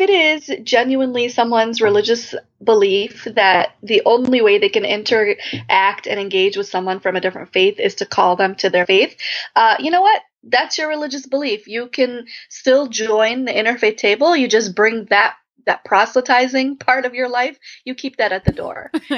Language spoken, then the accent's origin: English; Chicago, Illinois, United States; I'm from suburban Chicago